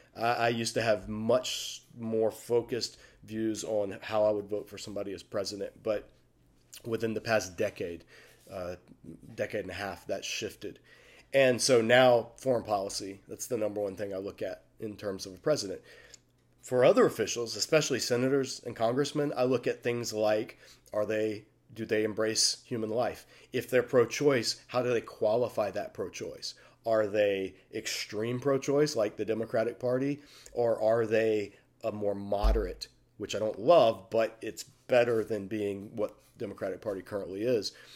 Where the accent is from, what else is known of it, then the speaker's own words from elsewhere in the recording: United States; I speak as an American